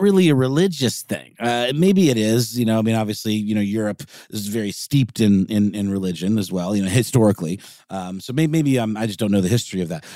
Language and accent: English; United States; we're from America